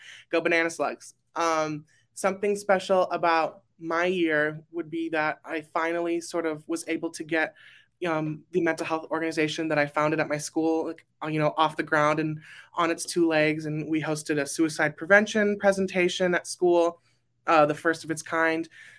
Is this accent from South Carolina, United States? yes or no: no; Burbank, California, United States; I'm from Burbank, California.